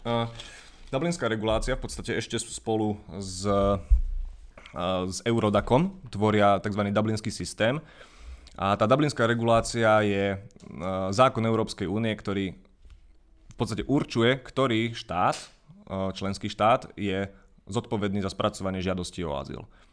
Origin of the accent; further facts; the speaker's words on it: Banská Bystrica, Banská Bystrica Region, Slovakia; Identifikujem sa ako Bystričan, Stredoslovák